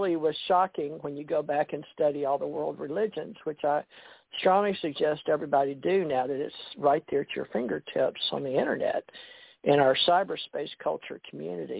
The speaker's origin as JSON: {"language": "English", "town": "Houston", "region": "Texas", "country": "United States", "tie": "born or raised there", "also_born_or_lived": "Monroe, Louisiana / Kentucky", "moved": "yes", "lives_now": "Gulf Breeze, United States", "said": "when I was growing up in Houston, we moved from Monroe to Houston when I was 11, 12, or ninth grade"}